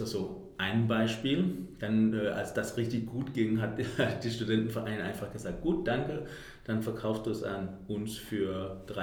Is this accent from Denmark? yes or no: yes; Denmark; now in Berlin, Germany; ich bin … und ich habe, ich komme aus Dänemark und habe seit, äh, also ich bin vor acht Jahren nach Deutschland gekommen und habe die ganze Zeit in Berlin gewohnt